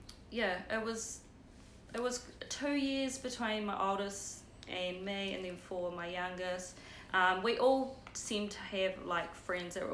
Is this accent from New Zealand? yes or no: yes; New Plymouth, Taranaki, New Zealand; I'm born and raised in New Plymouth